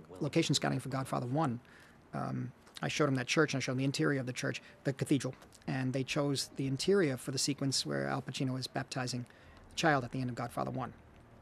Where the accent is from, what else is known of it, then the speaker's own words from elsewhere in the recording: New York, United States; I grew up in the Lower East Side